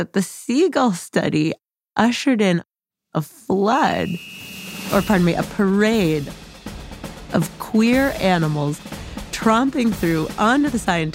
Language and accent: English; outside of Boston, Massachusetts, United States; I grew up outside of Boston